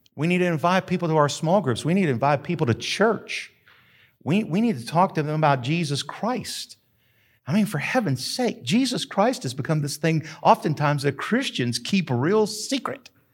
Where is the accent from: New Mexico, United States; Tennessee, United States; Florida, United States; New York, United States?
New Mexico, United States; Carrizozo; moved away; also born or lived in Denver / Houston; I grew up in Carrizozo.